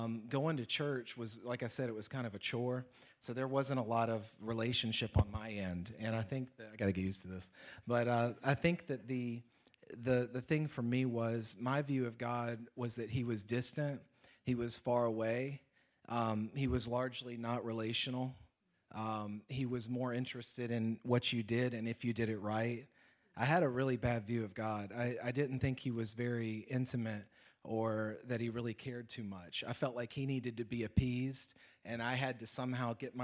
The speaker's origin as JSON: {"language": "English", "region": "Alabama", "country": "United States", "moved": "as an adult", "said": "I'm from Alabama"}